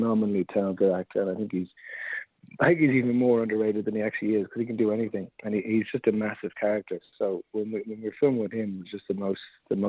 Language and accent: English; Dublin, Leinster, Ireland; I'm from Dublin